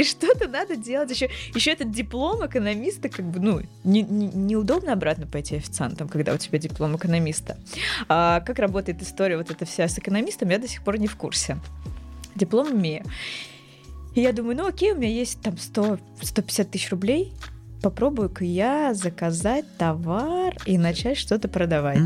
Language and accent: Russian; Dmitrov, Moscow Oblast, Russia; Я не из Москвы, я из Дмитрова, это Подмосковье, не супер далеко